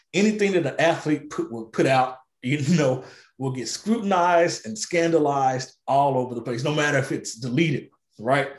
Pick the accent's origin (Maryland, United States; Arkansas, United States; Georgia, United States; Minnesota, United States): Arkansas, United States; Little Rock, Arkansas, my home state